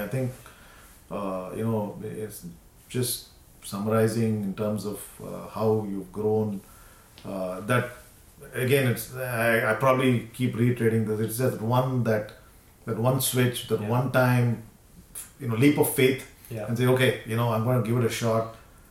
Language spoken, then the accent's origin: English; Houston, Texas, United States; Yeah, and we're from Houston, so we'll be nicer to Houston.